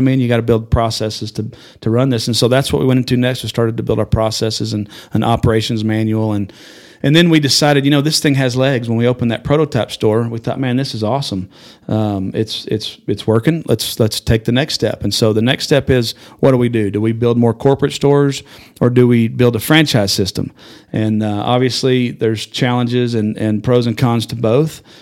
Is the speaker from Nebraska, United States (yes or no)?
no; Amarillo, Texas, United States; I was born in Amarillo, went to high school here, graduated high school